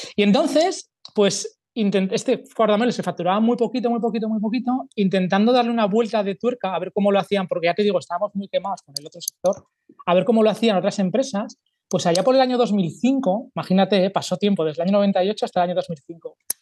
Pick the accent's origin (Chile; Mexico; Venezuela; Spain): Spain; Zaragoza, Aragon; soy de Zaragoza, tengo 44 años